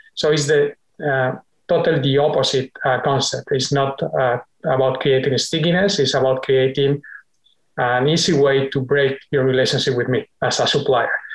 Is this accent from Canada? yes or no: no; Spain; now in United States; a longer stay in my home country